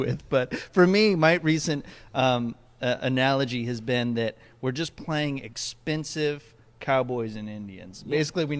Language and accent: English; Comoros; also born or lived in Ecuador; I was born in Ecuador, and I grew up in a place called the Comoro Islands, which is off the east coast of Africa.